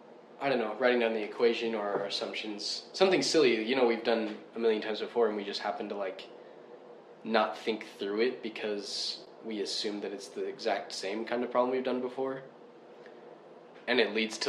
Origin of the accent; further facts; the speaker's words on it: United States; I'm American